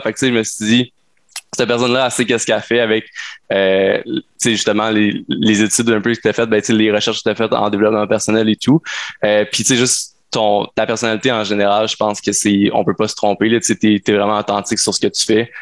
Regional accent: Sherbrooke, Quebec, Canada; je suis un entrepreneur de Sherbrooke

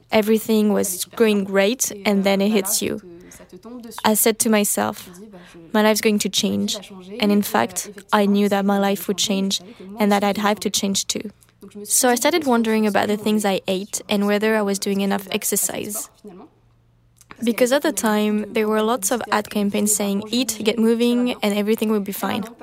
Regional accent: Berre-l'Étang, Provence-Alpes-Côte d'Azur, France; Very soon, I made the connection with what had happened at my hometown in Berre-l'Étang, because it was the same thing.

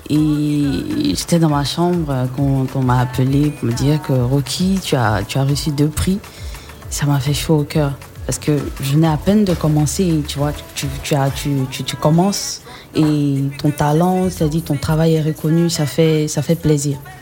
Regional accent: Côte d’Ivoire; also born or lived in Togo; J'ai grandi ici. D'abord, je suis née au Togo. Ouais. Et euh, je suis arrivée en Côte d'Ivoire à l'âge de deux ans

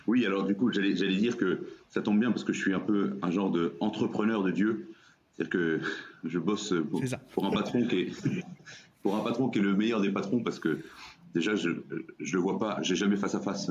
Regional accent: Brittany, France; moi, je suis breton

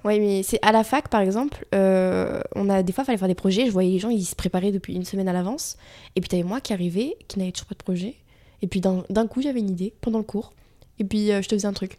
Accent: Vichy, Auvergne-Rhône-Alpes, France; Vichy, donc, euh, ma ville natale. Euh, j'étais au lycée

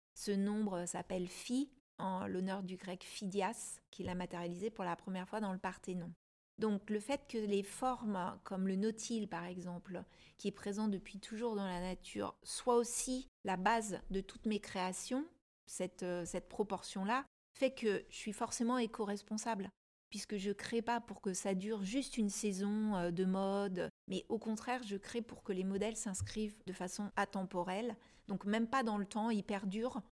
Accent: Paris, Île-de-France, France; je suis parisienne aussi

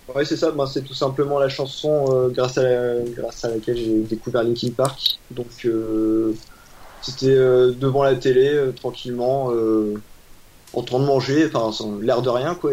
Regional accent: Lille, Hauts-de-France, France; je suis de la région du nord donc euh, de Lille.

